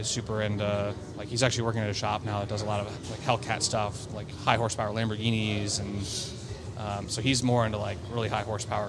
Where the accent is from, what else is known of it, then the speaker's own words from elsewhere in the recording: Omaha, Nebraska, United States; moved away; also born or lived in Chicago; growing up in Omaha